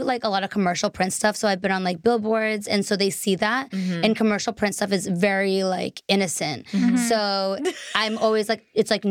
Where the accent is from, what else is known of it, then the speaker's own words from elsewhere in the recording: Boston, Massachusetts, United States; moved away; also born or lived in Taiwan; I'm originally from Boston.